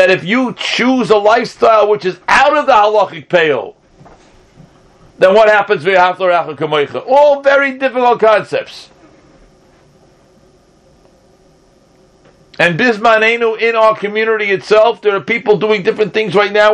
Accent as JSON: {"language": "English", "country": "United States", "tie": "born or raised there", "said": "growing up in the United States of America"}